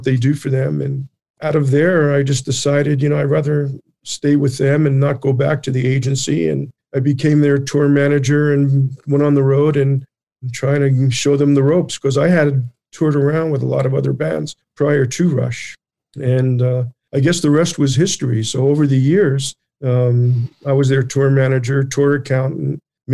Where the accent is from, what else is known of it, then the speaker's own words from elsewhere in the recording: United States; I'm originally from New York and New Jersey area.